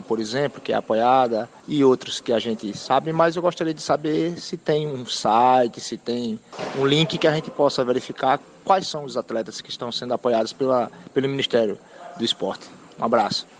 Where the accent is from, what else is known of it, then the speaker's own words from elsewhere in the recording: São Paulo, Brazil; now in Maceió, Brazil; sou de São Paulo, nesse momento vivendo aqui em Alagoas, é, em Maceió